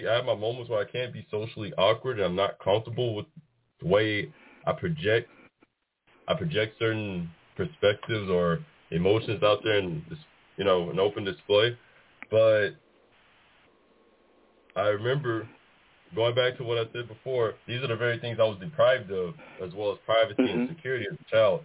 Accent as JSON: {"language": "English", "town": "Warren", "region": "Arkansas", "country": "United States", "tie": "born or raised there", "also_born_or_lived": "Los Angeles, California", "moved": "as an adult", "lives_now": "Laredo, United States", "said": "from the time I turned two, became a native to Warren, Arkansas. Shout out to the graduation class of 2010"}